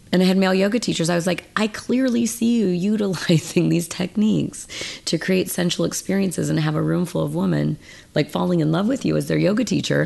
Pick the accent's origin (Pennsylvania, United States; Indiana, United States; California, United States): California, United States; Mendocino; Northern California. I grew up in Mendocino in a log cabin, no electricity, no running water